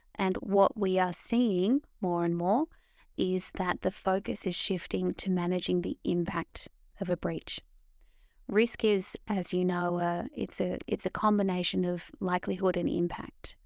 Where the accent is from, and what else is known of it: Australia; moved away as an adult; now in London, United Kingdom